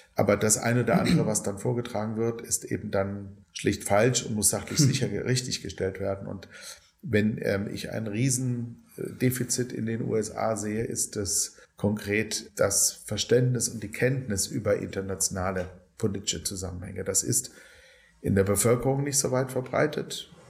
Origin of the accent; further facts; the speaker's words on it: Germany; Ich als Deutscher